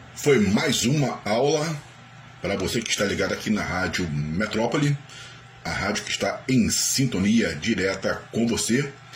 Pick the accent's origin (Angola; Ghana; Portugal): Ghana; Portuguese is a second language; moved away as an adult; now in Brazil; onde eu nasci na Gana